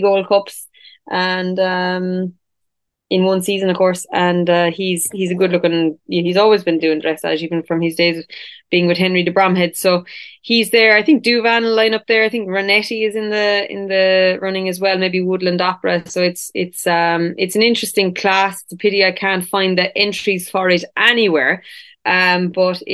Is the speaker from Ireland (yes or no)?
yes; Ireland